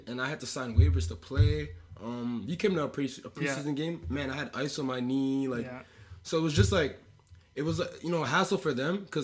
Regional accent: Canada; being a Canadian athlete

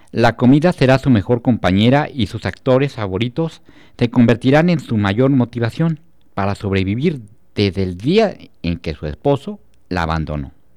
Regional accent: Celaya, Guanajuato, Mexico; quienes somos de Celaya

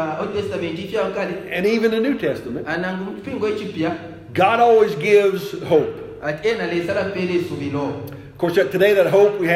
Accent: United States; now in Zambia

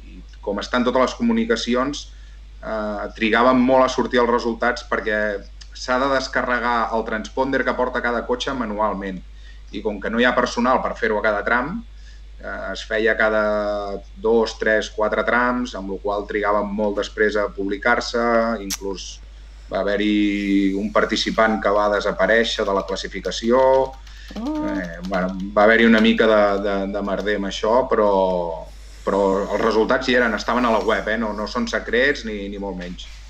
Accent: La Roca del Vallès, Catalonia, Spain; also born or lived in Viladrau; Jo sóc uh, nascut de, de la Roca del Vallès, eh, continuo vivint aquí a la Roca del Vallès

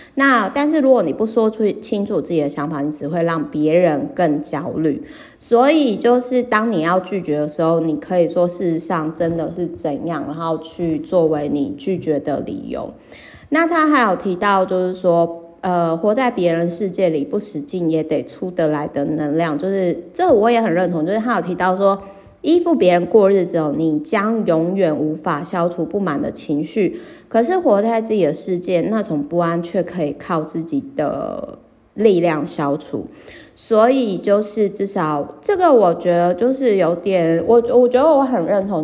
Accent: Kaohsiung, Taiwan; 我的老家高雄

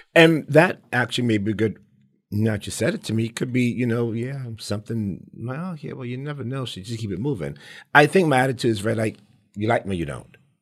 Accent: New York City, New York, United States; I grew up in the South Bronx

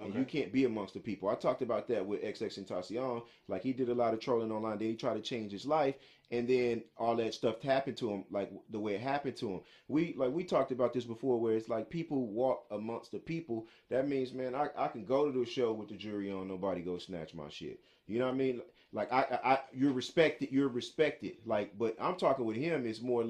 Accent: New York, United States; I'm from New York. But I sound like I'm Southern.

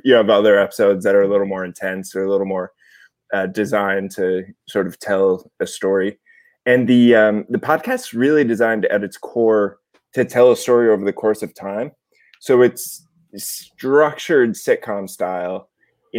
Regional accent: outside New York City, Connecticut, United States; moved away; also born or lived in Los Angeles; I'm from outside New York City, Connecticut, originally, about 45 minutes by train

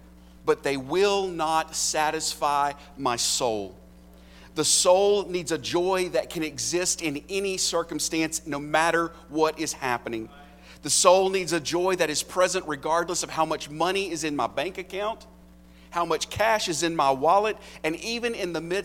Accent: United States; I'm as American as apple pie.

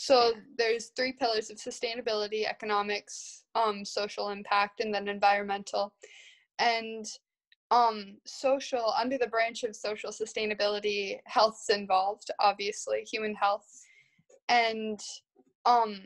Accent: Midwest, United States; I'm from the Midwest, so I'm from the place where industrial agriculture happens

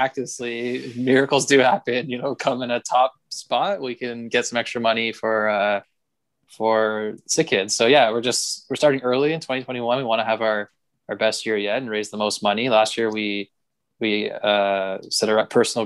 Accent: Canada; as a kid growing up in Canada, loving hockey

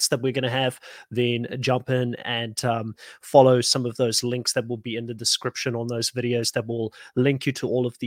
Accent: South Africa; now in Australia; I'm from South Africa originally

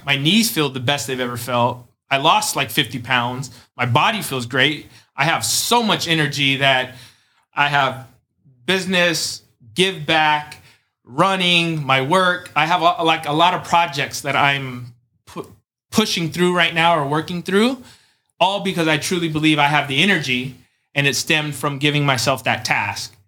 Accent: Chula Vista, California, United States; I'm from San Diego, uh, specifically Chula Vista.

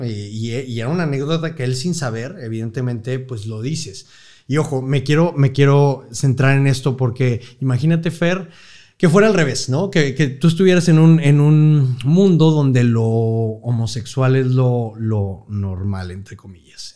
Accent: Monterrey, Nuevo León, Mexico; estudio aquí en Monterrey, eh, siempre en colegios maristas, en el Instituto Franco Mexicano

